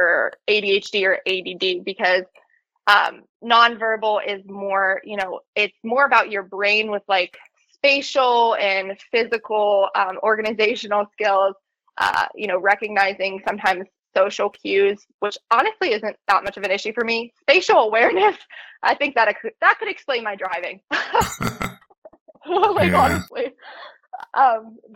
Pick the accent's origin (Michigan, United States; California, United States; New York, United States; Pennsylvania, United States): Pennsylvania, United States; Pittsburgh; I'm from Pittsburgh, Pennsylvania